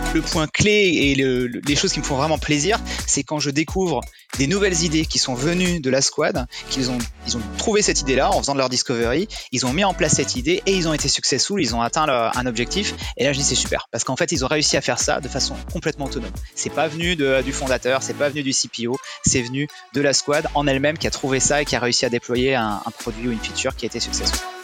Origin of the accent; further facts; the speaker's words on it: near the Luxembourg border, Grand Est, France; moved away as an adult; also born or lived in Paris, France; now in New York, United States; je suis originaire du, euh, du nord-est de la France, près de la frontière luxembourgeoise. Euh, j'ai vécu, j'ai grandi dans une ville de, de 10 000 habitants